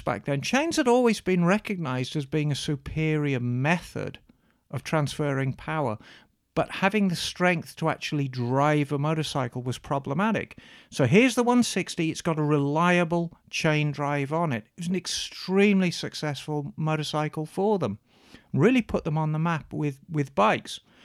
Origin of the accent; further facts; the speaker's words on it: Birmingham, West Midlands, United Kingdom; Redditch. which was just outside Birmingham, like a lot of the manufacturers, my hometown